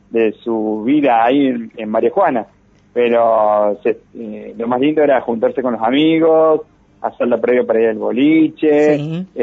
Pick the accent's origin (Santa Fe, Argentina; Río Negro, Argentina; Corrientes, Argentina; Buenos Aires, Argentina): Santa Fe, Argentina; María Juana; moved away; Los que nos fuimos de María Juana.